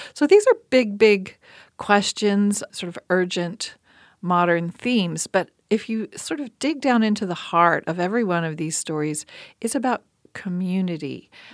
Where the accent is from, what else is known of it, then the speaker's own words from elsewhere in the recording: Appalachia, United States; as an Appalachian woman